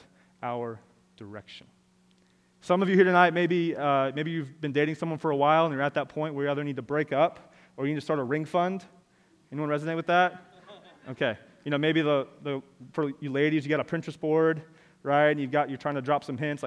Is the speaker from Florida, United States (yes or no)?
yes; Orlando, Florida, United States; I am from Orlando